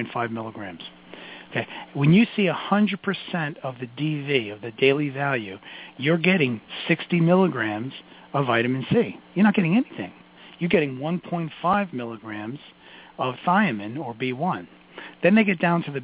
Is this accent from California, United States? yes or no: no; New York City, New York, United States; I'm from Brooklyn. I talk fast.